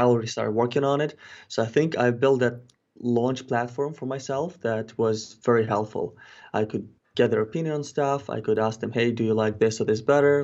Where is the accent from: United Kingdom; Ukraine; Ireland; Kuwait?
Ukraine; moved away as an adult; also born or lived in Kelowna, British Columbia, Canada; now in Canada; I'm originally not from Canada, I'm originally from Ukraine. But when I moved to Canada in twenty thirteen